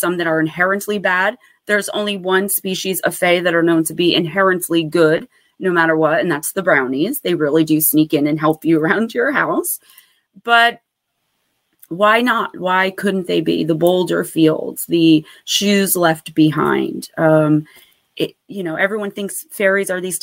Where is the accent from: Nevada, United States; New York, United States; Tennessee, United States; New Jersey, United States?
New Jersey, United States; Paterson; Lambert Castle, which is in my hometown of Paterson, New Jersey